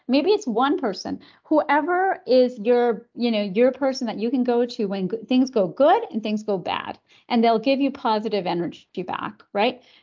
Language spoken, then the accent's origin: English; Canada; I was born in Canada, uh, raised in Canada by, um, s, an immigrant mom